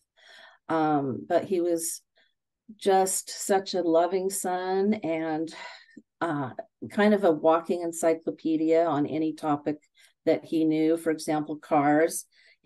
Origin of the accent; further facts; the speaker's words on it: California, United States; I'm born and raised in California